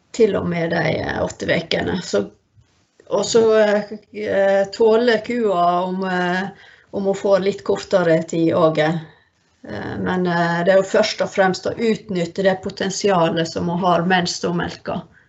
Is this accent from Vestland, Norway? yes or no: yes; Førde, Vestland, Norway; moved away; jeg er fra Førde